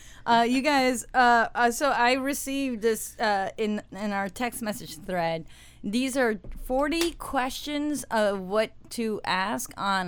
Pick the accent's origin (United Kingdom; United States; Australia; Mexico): Mexico; moved away; I grew up in Mexico or my family's Colombian.